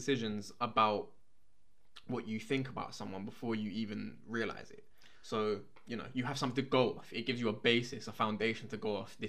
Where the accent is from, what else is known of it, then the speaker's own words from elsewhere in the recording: London, United Kingdom; We grew up in, you know, London. This is not, you know, we didn't grow up in the countryside.